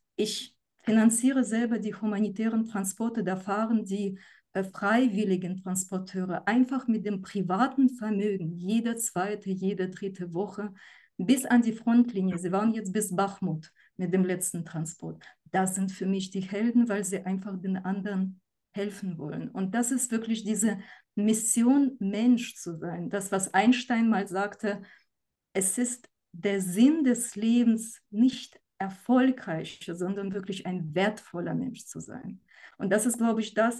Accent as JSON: {"language": "German", "country": "Ukraine", "moved": "yes", "said": "ich komme selber aus der Ukraine"}